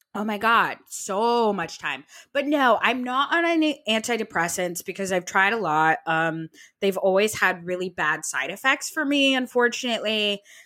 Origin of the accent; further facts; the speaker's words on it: Vermont, United States; I'm from Vermont